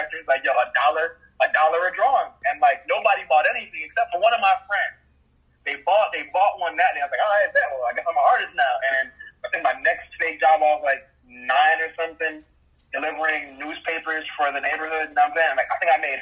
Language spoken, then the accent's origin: English; Jamaica; being a Jamaican, our number one, I guess, resource or revenue generator is tourism